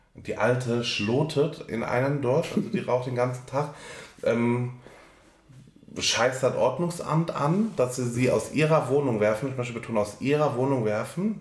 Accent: Germany; als Deutscher

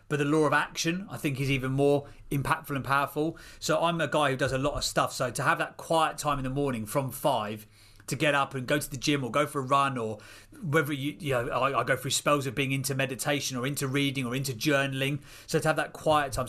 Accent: Seer Green, South East England, United Kingdom; now in Chislehurst, United Kingdom; I grew up in a place called Sear Green, which was a little village out in Buckinghamshire

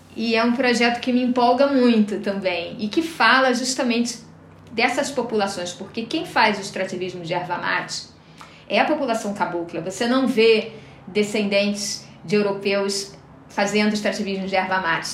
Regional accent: Rio de Janeiro, Brazil; moved away as an adult; now in Florianópolis, Brazil; eu moro há 18 anos em Florianópolis, né? Mas eu sou do Rio de Janeiro. Acho que o jeito de falar não, não nega

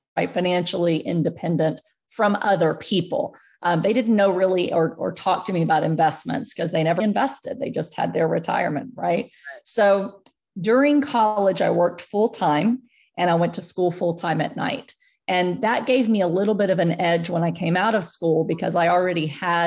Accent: San Antonio, Texas, United States; I grew up in Section 8 housing in San Antonio, Texas

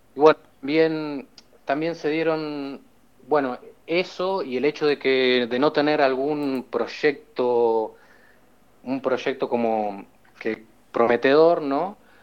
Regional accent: Argentina; now in Barcelona, Spain; Yo como argentino

